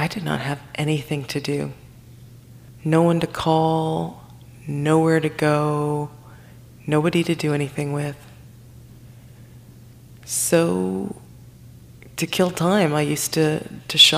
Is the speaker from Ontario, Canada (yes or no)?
yes; Toronto, Ontario, Canada; moved away as an adult; also born or lived in Timmins, Ontario; born and raised in Toronto, and here I am 8 hours north